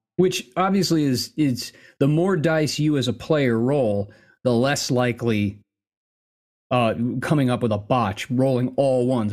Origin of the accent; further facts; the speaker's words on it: the West, United States; also born or lived in New Jersey; Western pioneer by upbringing